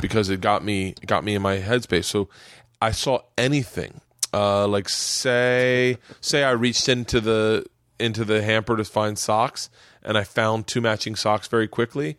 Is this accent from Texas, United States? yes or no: no; Florida, United States; growing up in Florida